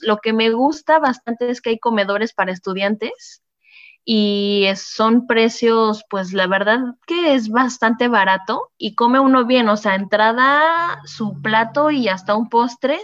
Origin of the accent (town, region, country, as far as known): Mexico; moved away as an adult; now in France